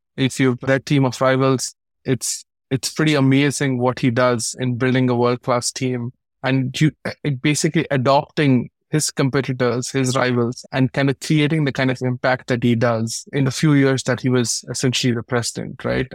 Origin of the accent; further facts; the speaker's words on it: India; moved away as an adult; also born or lived in United States; I'm born and raised in India